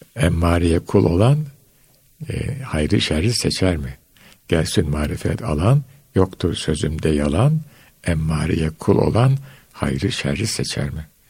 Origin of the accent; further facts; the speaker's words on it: Istanbul, Turkey; moved away as an adult; ben İstanbul'da Beyazıt'ta büyüdüm.